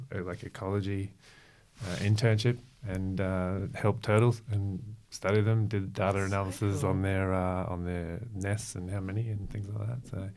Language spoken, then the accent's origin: English; Brisbane, Queensland, Australia; moved away as an adult; also born or lived in Melbourne / Gold Coast; now in Sunshine Coast, Australia; So I'm Brisbane based boy. Yeah. We moved there from Melbourne when I was like three